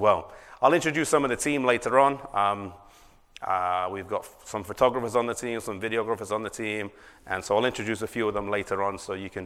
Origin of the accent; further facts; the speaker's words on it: England, United Kingdom; I come from England.